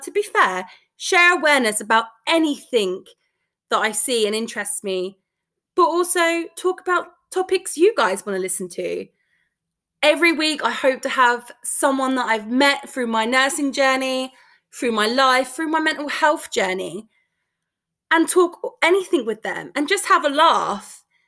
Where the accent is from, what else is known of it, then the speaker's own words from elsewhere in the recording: London, United Kingdom; I'm from London